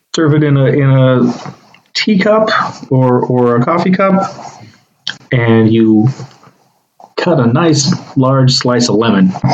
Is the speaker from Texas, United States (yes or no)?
yes; Texas, United States; we both grown up in Texas